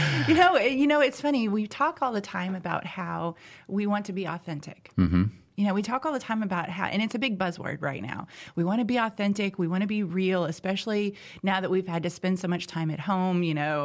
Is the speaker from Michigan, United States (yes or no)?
no; Indiana, United States; So I'm originally from Southern Indiana. I'm a farm girl, grew up in the country.